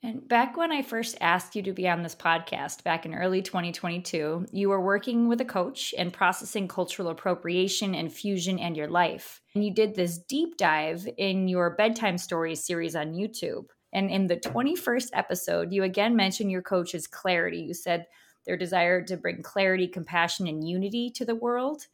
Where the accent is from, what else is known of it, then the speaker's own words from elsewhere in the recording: upstate New York, United States; I went upstate New York. I was born in the apple orchard up here